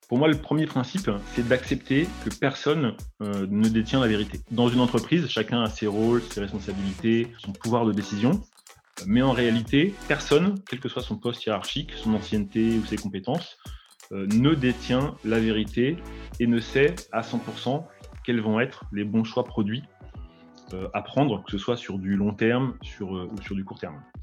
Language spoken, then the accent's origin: French; Paris region, Île-de-France, France; Je suis originaire de la région parisienne, donc euh, de la banlieue parisienne même